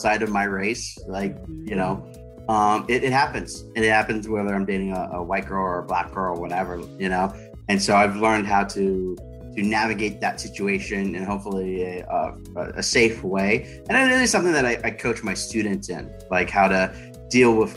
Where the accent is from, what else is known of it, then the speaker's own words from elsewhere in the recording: the South, United States; moved away; I was raised in the South